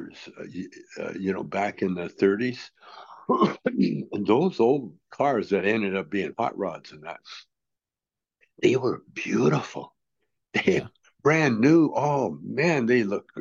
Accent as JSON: {"language": "English", "country": "Canada", "tie": "born or raised there", "said": "I grew up in Canada"}